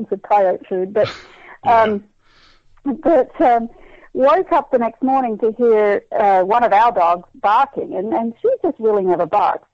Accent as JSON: {"language": "English", "country": "Australia", "tie": "born or raised there", "moved": "as an adult", "lives_now": "Kansas, United States", "said": "growing up in Australia, we eat lamb like you eat beef here"}